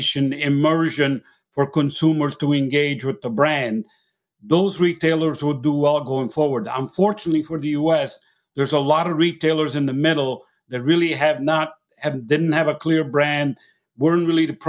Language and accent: English; Italy; accent: Italian; moved away; I'm originally actually from Italy, as you can tell by my accent